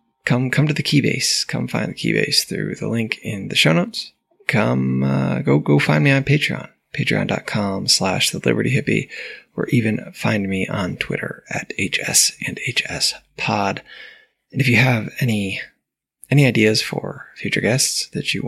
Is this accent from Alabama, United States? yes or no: no; New York, United States; now in Puerto Rico; I grew up in New York